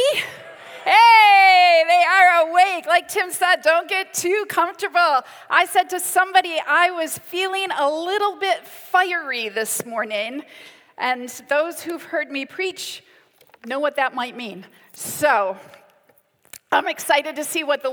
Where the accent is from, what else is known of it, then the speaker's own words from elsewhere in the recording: United States; now in United Kingdom; I'm half American, half British. I'm an Ameri-Brit